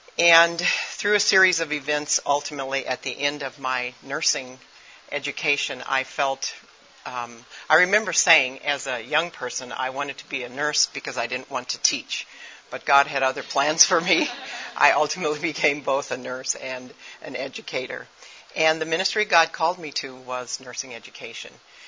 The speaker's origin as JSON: {"language": "English", "country": "Japan", "tie": "born or raised there", "said": "I am an MK. I grew up in Japan."}